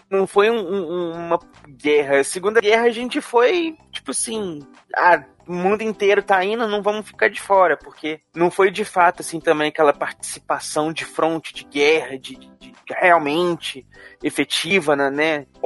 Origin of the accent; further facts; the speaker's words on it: Rio Grande do Sul, Brazil; Sou gaúcho e também não tomo chimarrão